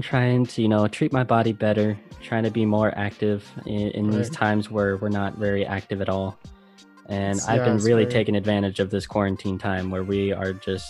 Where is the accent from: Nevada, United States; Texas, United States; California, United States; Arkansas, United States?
Nevada, United States; Las Vegas; now in Netherlands; I come from Las Vegas